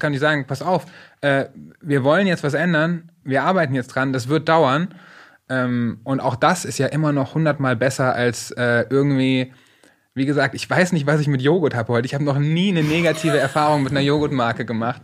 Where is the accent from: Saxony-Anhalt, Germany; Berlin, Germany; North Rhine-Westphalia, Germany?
North Rhine-Westphalia, Germany; Paderborn-Detmold; Die Sparkasse Paderborn Detmold, wo ich aufgewachsen bin